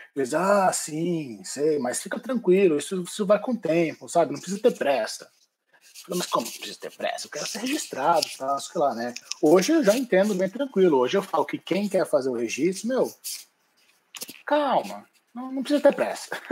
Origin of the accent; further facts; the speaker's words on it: Brazil; moved away as an adult; now in Ireland; nós como brasileiros formados em arquitetura no Brasil